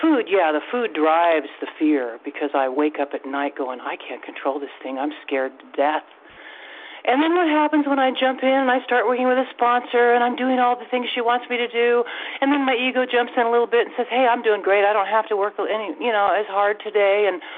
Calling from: Washington, United States; State of Washington here.

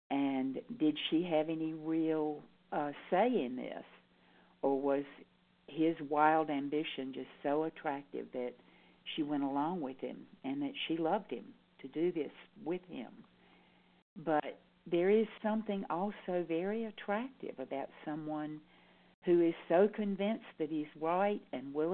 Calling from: North Carolina, United States; I'm calling in from North Carolina.

